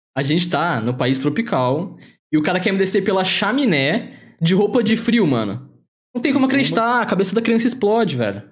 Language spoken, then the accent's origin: Portuguese; Aguaí, São Paulo, Brazil; moved away; eu moro em outra cidade, mas sou da mesma cidade que o Luiz